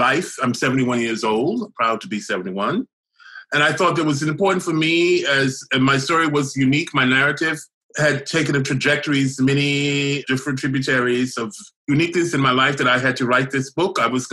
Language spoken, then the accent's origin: English; the South, United States; when I was growing up in the South